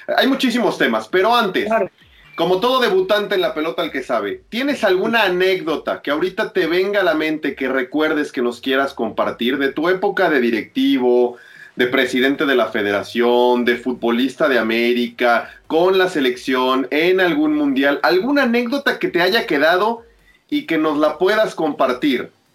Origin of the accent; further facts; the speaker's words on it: Mexico; como mexicano